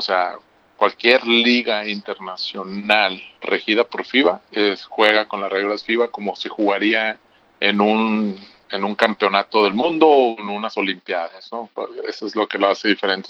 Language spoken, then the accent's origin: Spanish; Hermosillo, Sonora, Mexico; Yo soy de aquí, de Hermosillo.